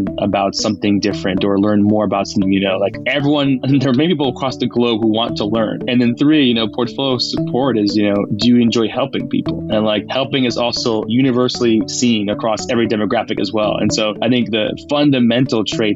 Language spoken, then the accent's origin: English; New York, United States; moved away as an adult; also born or lived in Bay Area; I'm just a New Yorker at heart, so it was great to get back home